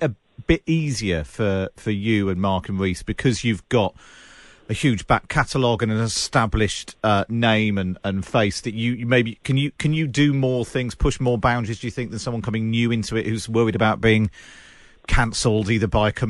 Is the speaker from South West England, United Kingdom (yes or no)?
yes; Somerset, South West England, United Kingdom; I grew up in Somerset